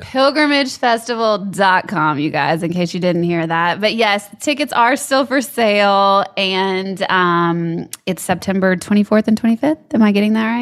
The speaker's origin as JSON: {"language": "English", "town": "Baton Rouge", "region": "Louisiana", "country": "United States", "tie": "born or raised there", "also_born_or_lived": "Lafayette, Louisiana", "moved": "as an adult", "said": "I was born in Lafayette, lived there till I was eight, and then Baton Rouge through L S U"}